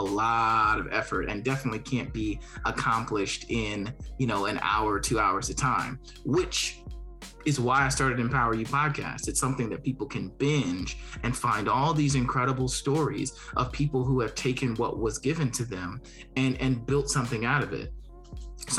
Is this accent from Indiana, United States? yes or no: yes; Gary, Indiana, United States; moved away; I'm from Gary, Indiana